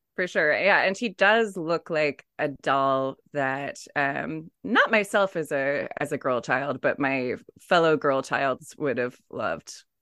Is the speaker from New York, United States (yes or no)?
no; San Diego, California, United States; I grew up in San Diego